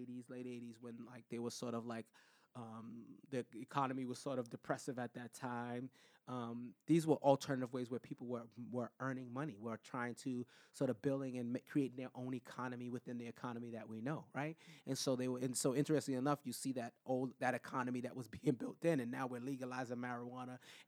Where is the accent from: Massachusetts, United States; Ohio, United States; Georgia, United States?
Massachusetts, United States; Boston; I consider to be the area where I grew up in Common Square to be like a little Brooklyn